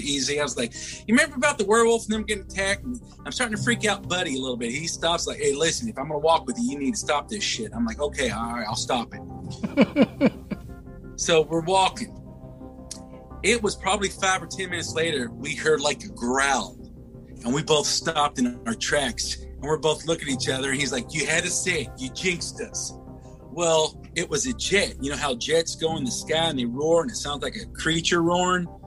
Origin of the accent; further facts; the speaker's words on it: Louisville, Kentucky, United States; I was born and raised in Louisville, Kentucky.